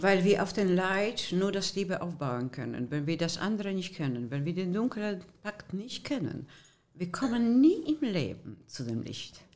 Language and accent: German; Poland; German is a second language; also born or lived in Germany; now in Düsseldorf, Germany; sogenannte Spätaussiedler aus polnischem Land. Meine Wege waren in Breslau und in Gleiwitz